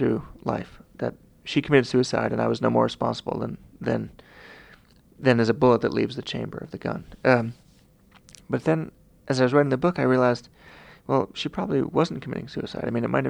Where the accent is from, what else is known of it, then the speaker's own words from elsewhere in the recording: Long Island, New York, United States; I was from Long Island